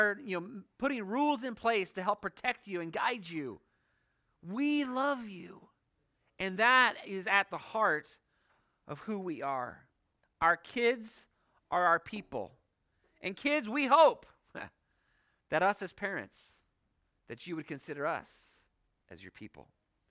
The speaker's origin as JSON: {"language": "English", "country": "Hong Kong", "tie": "born or raised there", "said": "For those of you who don't know, I grew up in Hong Kong. I have this affinity towards Chinese."}